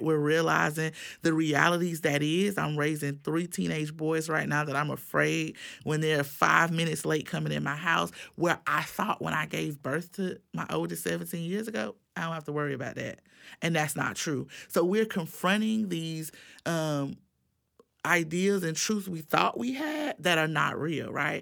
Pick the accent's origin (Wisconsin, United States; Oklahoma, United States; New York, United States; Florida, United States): Florida, United States; Miami; now in Tallahassee, United States; I grew up in Miami